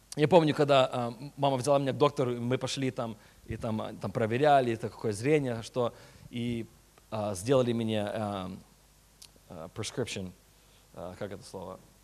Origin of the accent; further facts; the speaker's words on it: California, United States; Russian is a second language; also born or lived in Chisinau, Moldova; я родился а, в Кишиневе, в Молдове. Мне было 6 лет, когда я а, переехал а, в Америку, так что я реально американец почти. И а, уже 20, сколько там, 27 лет в Америке живу